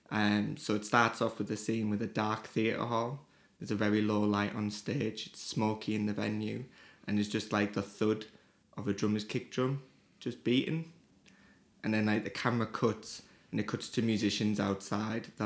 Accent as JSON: {"language": "English", "town": "Teesside", "region": "North East England", "country": "United Kingdom", "tie": "born or raised there", "said": "Yeah, Teesside, it's always like quite an enigma because it's not a location."}